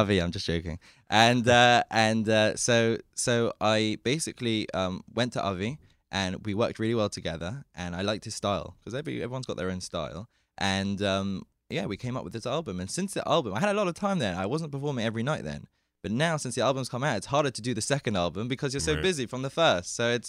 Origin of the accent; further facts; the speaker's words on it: London, United Kingdom; Even in London. And I would listen to all the CDs.